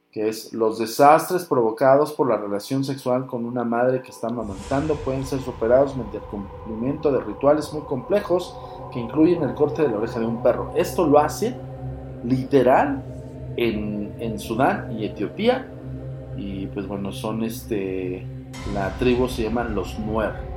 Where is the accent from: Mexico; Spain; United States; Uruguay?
Mexico; si eres también mexicano